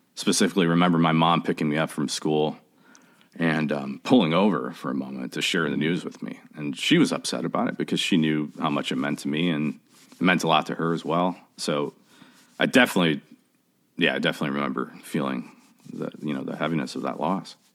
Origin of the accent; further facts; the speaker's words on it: Chicago, Illinois, United States; also born or lived in Oak Park, Illinois; I grew up in Chicago. I actually grew up between Chicago and Oak Park, Illinois